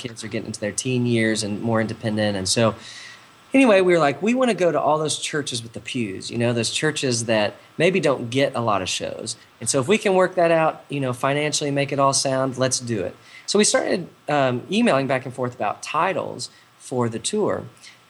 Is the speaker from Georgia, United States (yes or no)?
no; Texas, United States; I grew up in church in Texas.